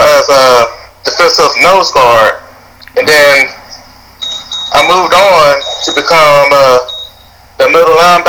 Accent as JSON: {"language": "English", "town": "Biloxi", "region": "Mississippi", "country": "United States", "said": "from Biloxi, Mississippi."}